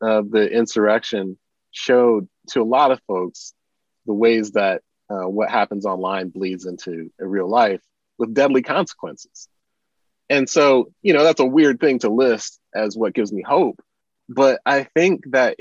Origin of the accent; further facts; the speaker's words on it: Michigan, United States; I'm from Michigan